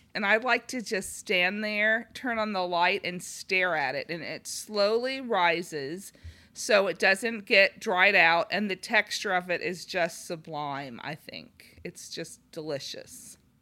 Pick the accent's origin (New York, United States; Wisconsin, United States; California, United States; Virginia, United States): California, United States; Los Angeles; moved away; we had grown up in large cities, um, and he's from Minneapolis, I'm from Los Angeles